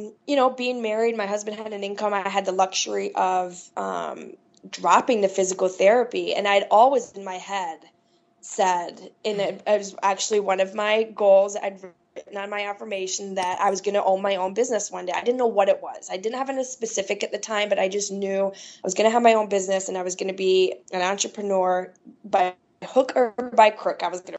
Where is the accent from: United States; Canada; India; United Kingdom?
United States; Midwest; I was from the Midwest